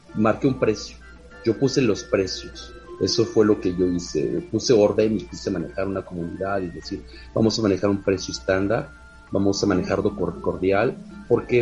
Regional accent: Mexico; Soy el único mexicano que ha estado moderador en las cuatro páginas principales de México

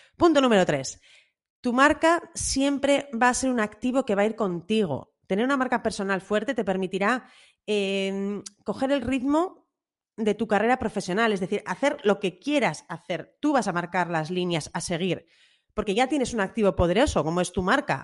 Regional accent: Bilbao, Basque Country, Spain; a los que somos de Bilbao

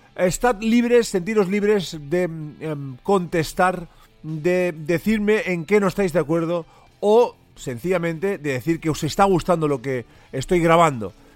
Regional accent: Catalonia, Spain; accent: Catalan; mi acento catalán eh, me, traiciona más de, más de una vez

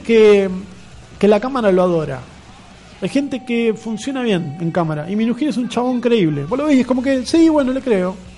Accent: Buenos Aires, Argentina; soy y moriré porteño

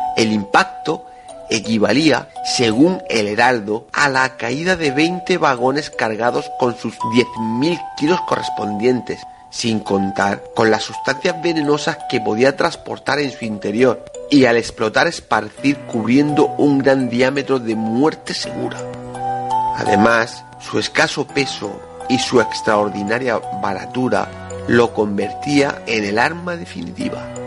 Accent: Region of Murcia, Spain; nosotros mismos como murcianos

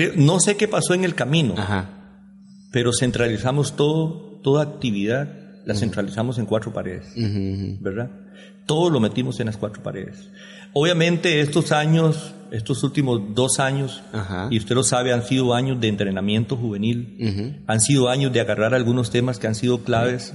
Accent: Quepos, Puntarenas, Costa Rica; also born or lived in San José; el tiempo de nuestra, mm, creo que adolescencia y juventud aquí en Quepos

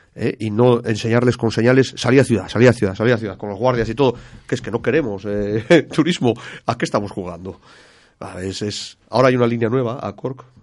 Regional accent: Spain

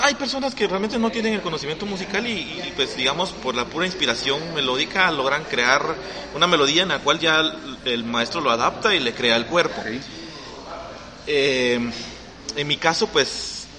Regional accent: Guatemala City, Guatemala Department, Guatemala; yo crecí en El Gallito, o sea, yo viví 20 años de mi vida ahí

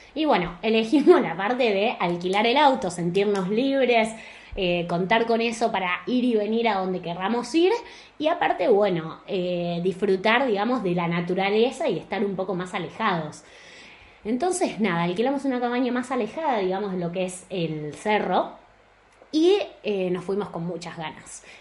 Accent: Argentina; moved away as an adult; also born or lived in Buenos Aires; now in Spain; los dos somos de Argentina

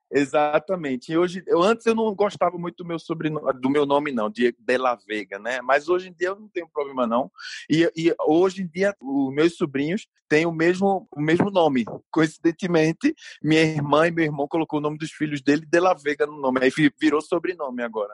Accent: Brazil; now in Mexico; eu sou brasileiro nativo e profissional de contabilidade

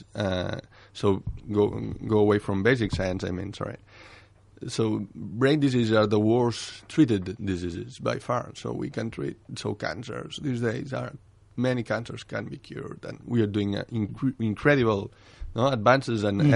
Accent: Barcelona, Catalonia, Spain; moved away as an adult; also born or lived in England; back home.

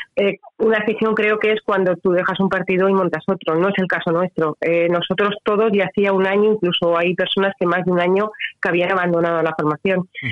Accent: Alicante, Valencian Community, Spain; now in Altea, Spain; yo vivo realmente en Altea, soy de Alicante

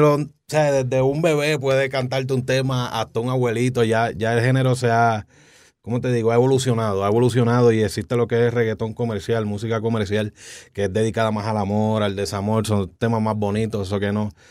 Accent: Bayamón, Puerto Rico; Soy de Puerto Rico, de Bayamón, Puerto Rico

